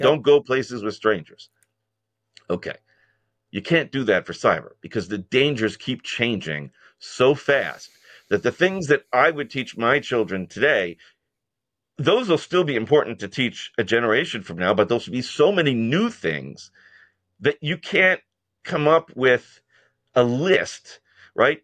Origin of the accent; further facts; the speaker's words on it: New York, United States; I'm a New Yorker